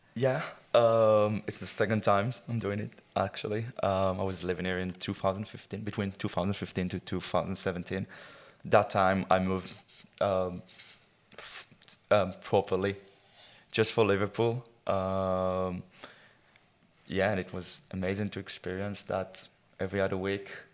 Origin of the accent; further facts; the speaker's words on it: Israel; I, I grew up in Israel in, uh, in the countryside in um, kind of village that's called a kibbutz.